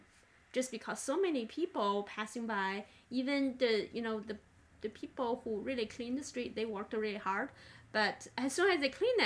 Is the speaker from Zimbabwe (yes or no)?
no; China; now in United States; I grew up in China, and the environment I grew up was not as clean, so-called, as United States.